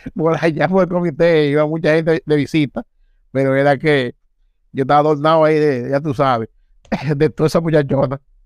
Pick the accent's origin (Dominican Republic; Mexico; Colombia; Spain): Dominican Republic; Santo Domingo Este, Distrito Nacional; yo nací eh, en Villa Duarte